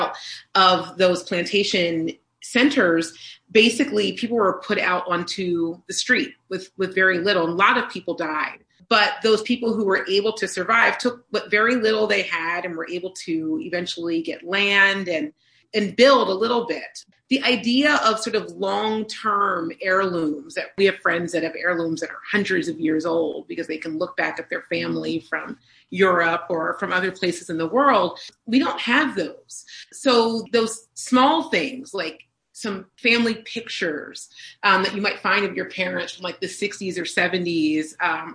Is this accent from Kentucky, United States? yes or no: no; Pennsylvania, United States; Both Brian and I grew up on a healthy dose of Motown and the Philadelphia sound because we're from Pennsylvania.